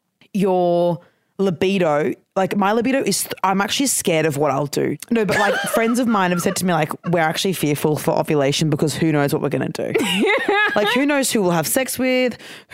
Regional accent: Queensland, Australia; accent: Queensland; is it just my Queensland accent being stronger because I've lived in Queensland still?

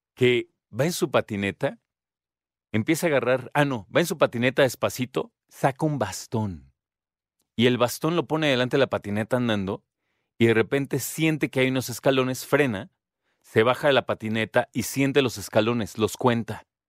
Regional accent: Mexico; los que nos contaron como mexicanos

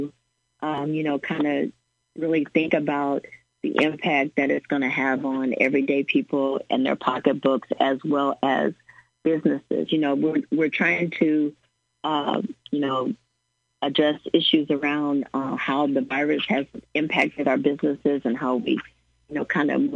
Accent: Springfield, Illinois, United States; It's my hometown and I'm a ratepayer

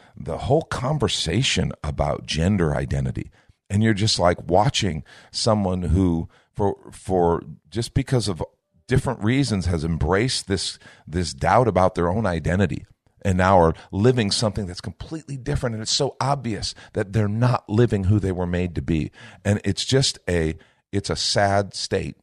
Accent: United States; You and I grew up in an America

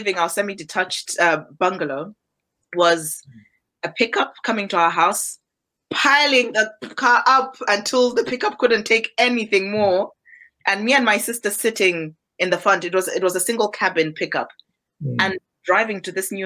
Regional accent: Malawi; I was born in Malawi.

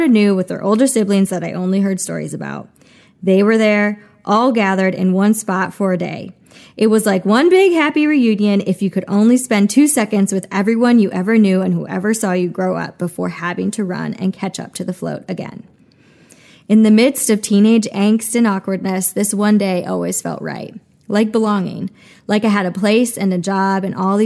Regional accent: Germantown, Wisconsin, United States; moved away; my hometown was big enough to get into trouble

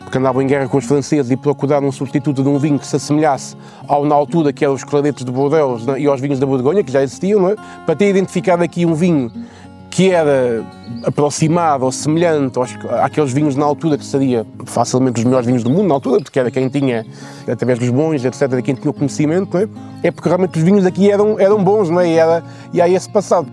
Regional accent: Vouzela, Centro, Portugal; moved away as an adult; now in Viana do Castelo, Portugal; Eu sou de lá, nasci em Vozela, estive lá até aos meus 18 anos, portanto sou nascido e criado naquela zona

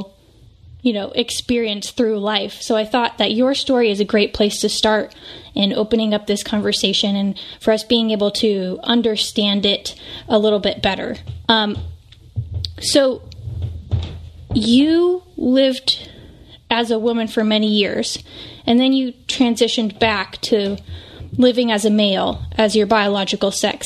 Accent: West Coast, United States; a mother and cultural commentator born and raised on the West Coast.

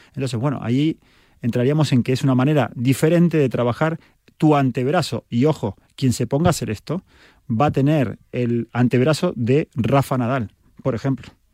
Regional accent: Argentina; soy argentino

